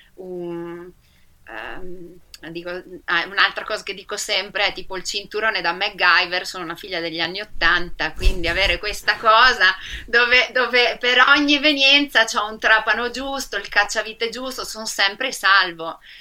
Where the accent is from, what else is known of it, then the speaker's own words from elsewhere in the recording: Rovigo, Veneto, Italy; Io sono veneta, sono di Rovigo